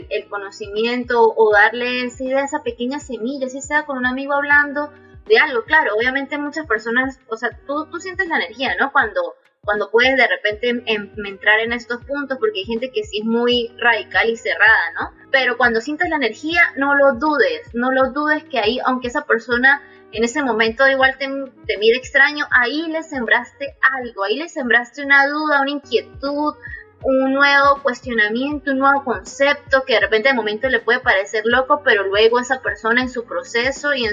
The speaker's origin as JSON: {"language": "Spanish", "country": "Venezuela", "said": "No es Venezuela, somos los venezolanos."}